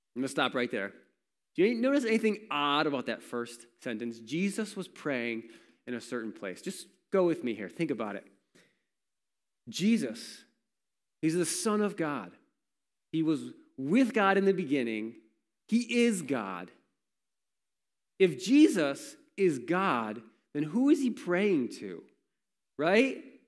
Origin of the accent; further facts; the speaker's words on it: Warsaw, New York, United States; I grew up in Warsaw